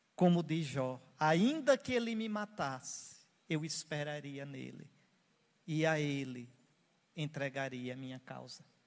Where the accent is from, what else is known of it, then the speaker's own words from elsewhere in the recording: Northeast Region, Brazil; eu sou nordestino